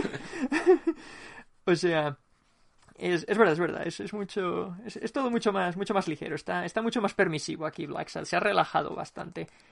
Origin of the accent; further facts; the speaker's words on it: Spain; como somos españoles